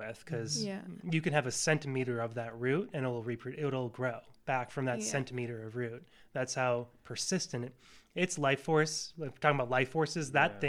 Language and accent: English; Northeast, United States; because that was kind of the environment I was raised in the Northeast, right?